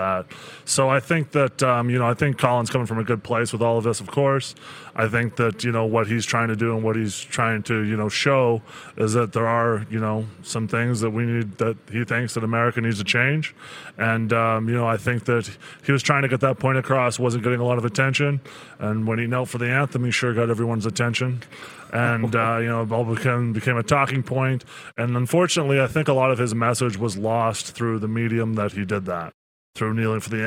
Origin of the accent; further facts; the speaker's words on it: Three Hills, Alberta, Canada; also born or lived in Cochrane, Alberta; when I was growing up in Three Hills, I was playing sports